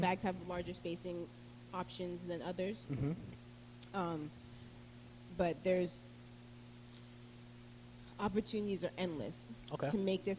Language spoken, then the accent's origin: English; Providence, Rhode Island, United States; accent: Rhode Island; moved away as an adult; also born or lived in Erie, Pennsylvania; now in Plant City, United States; So, Erie, Pennsylvania, but I grew up in Providence, Rhode Island.